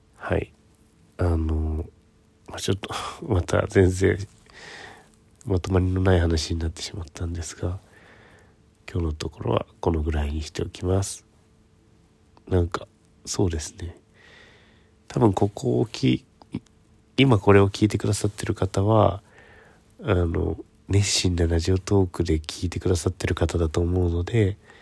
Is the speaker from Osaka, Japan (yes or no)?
no; Ishikawa, Japan; now in Tokyo, Japan; 私はあの石川県の中でも能登からかなり遠いところの方の出身